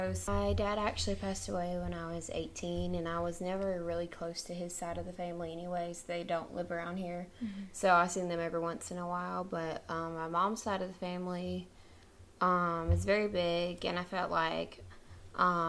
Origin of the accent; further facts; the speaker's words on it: South Carolina, United States; We're from a really small town in South Carolina